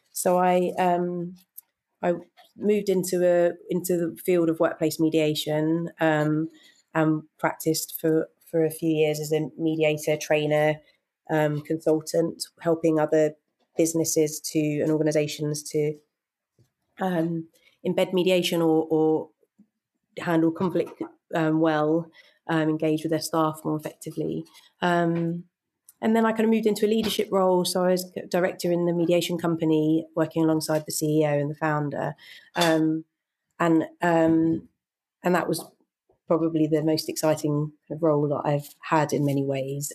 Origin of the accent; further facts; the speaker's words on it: United Kingdom; I grew up in just outside London